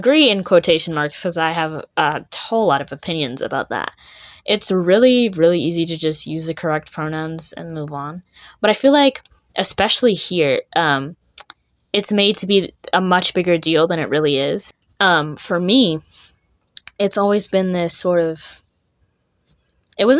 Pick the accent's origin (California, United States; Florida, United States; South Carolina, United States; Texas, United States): Texas, United States; Richardson; now in Frisco, United States; I just grew up in Richardson, which is really not that far away